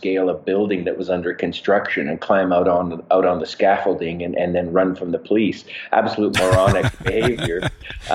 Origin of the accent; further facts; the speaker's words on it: Calgary, Alberta, Canada; I am born and raised in Calgary, Canada, which is where I am right now.